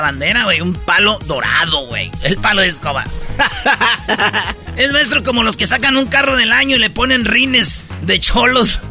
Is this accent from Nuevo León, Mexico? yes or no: no; Michoacán, Mexico; yo siendo de Michoacán, siendo boxeador y ir a pelear a mi pueblo, güey, ir a pelear a mi, a mi estado